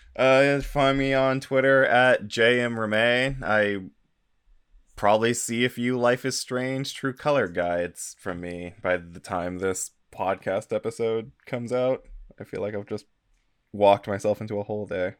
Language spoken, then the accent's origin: English; United States; as an American